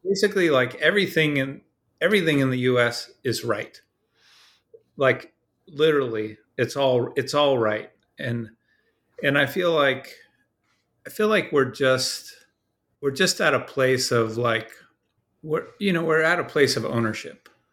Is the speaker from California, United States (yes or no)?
yes; Dana Point, California, United States; I grew up in Southern California in a place called Dana Point